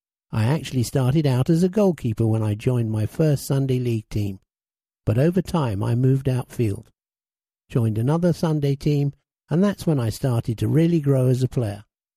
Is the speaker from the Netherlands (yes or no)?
yes; Tilburg, North Brabant, Netherlands; now in London, United Kingdom; I grew up in Tilburg, Netherlands.